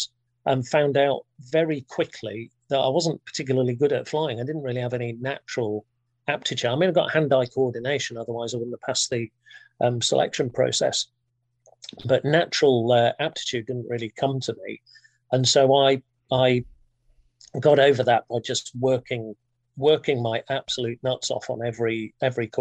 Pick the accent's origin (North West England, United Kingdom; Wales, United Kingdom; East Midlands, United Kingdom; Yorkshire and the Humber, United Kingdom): Yorkshire and the Humber, United Kingdom; Thirsk; I grew up in a small town in North Yorkshire called Thirsk